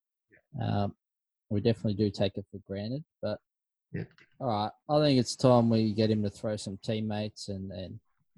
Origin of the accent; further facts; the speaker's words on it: Victoria, Australia; growing up in Victoria, especially Victoria, because we are such a heavy footy state, and the fact that we've blown people away when we mentioned we live in a suburb that has three or four different football teams